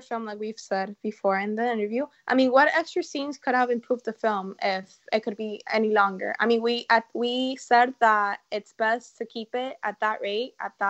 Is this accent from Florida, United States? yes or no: yes; Miami, Florida, United States; from Miami, and you're listening to Kids First Coming Attractions.